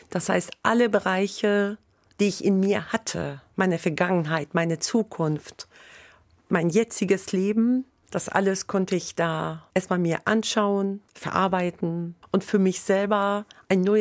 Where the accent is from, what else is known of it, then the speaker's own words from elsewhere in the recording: Hanover, Lower Saxony, Germany; moved away as an adult; now in Bremen, Germany; Ich komme ja ursprünglich aus Hannover und seit 2005 wohne ich in Bremen.